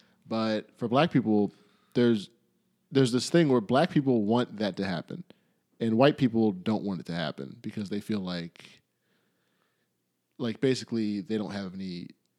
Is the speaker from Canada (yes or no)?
yes; Canada; I'm from Canada